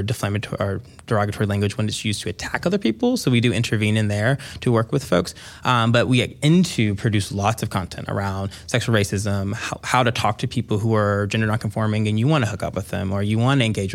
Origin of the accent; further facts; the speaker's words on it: the South, United States; as a black person, I saw that a lot growing up in the South